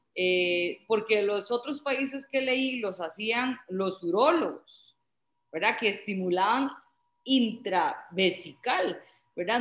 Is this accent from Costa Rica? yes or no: yes; Costa Rica; en Costa Rica tenemos bastantes